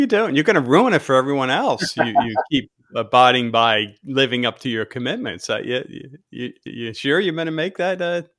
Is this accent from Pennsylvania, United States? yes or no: yes; Pennsylvania, United States; now in Fort Myers Beach, United States; we came from Pennsylvania and we were really surprised as well. We heard from neighbors, oh, you know, it's different down here, island time. We're in Fort Myers Beach.